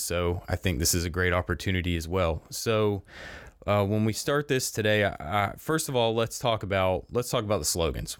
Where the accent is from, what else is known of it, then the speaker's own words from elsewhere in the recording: Crestview, Florida, United States; growing up in Crestview